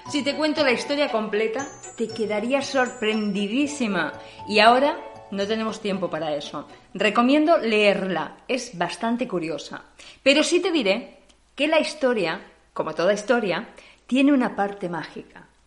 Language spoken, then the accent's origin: Spanish; Spain; now in Germany; Somos españolas, pero hace unos años que vivimos en Alemania.